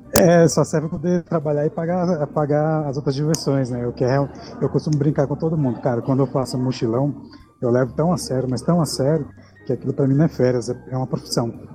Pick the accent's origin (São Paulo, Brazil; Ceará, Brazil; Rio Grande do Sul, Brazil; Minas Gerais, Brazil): Minas Gerais, Brazil; now in Brasília, Brazil; Sou mineiro, na verdade, nasci em Minas, não, não sou brasiliense, mas moro aqui há alguns anos.